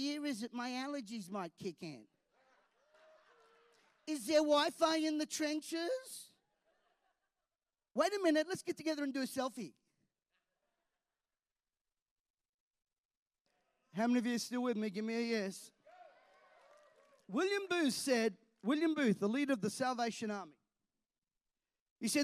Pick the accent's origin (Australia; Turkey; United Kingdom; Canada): Australia